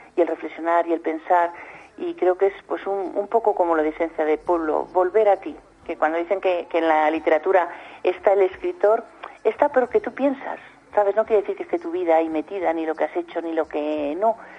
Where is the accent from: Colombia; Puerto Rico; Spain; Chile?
Spain; Soria, Castile and León; yo no soy de pueblo, yo soy de, de Soria